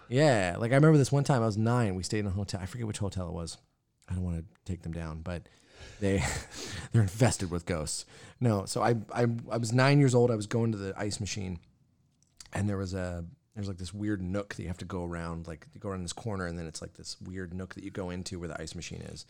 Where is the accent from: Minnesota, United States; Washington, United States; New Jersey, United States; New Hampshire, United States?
Washington, United States; Yakima; now in Spokane, United States; Growing up in Yakima, never thought I'd end up here.